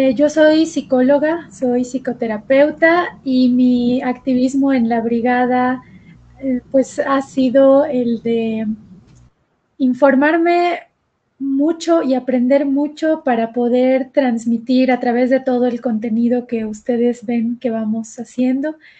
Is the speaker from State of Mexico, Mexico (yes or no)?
no; Mérida, Yucatán, Mexico; now in Mexico City, Mexico; yo soy de Mérida, Yucatán, pero vivo en la Ciudad de México ahorita